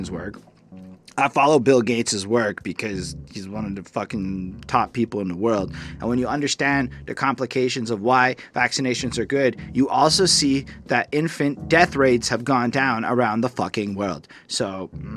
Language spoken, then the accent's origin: English; Canada; I'm a Canadian liberal. In my 30s, I'm still a Canadian liberal